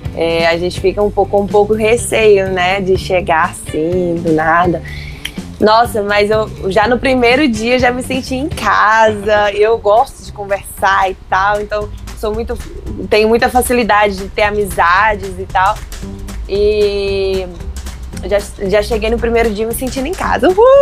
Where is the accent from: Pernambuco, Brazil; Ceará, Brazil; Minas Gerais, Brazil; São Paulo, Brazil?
Minas Gerais, Brazil; Como mineiro